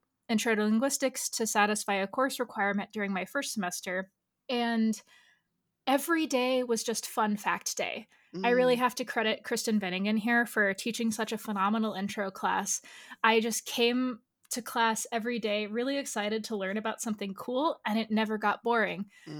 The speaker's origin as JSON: {"language": "English", "country": "Brazil", "tie": "born there", "also_born_or_lived": "Angola", "said": "the Portuguese, where I was born in Brazil, does something different than in Angola when I lived there."}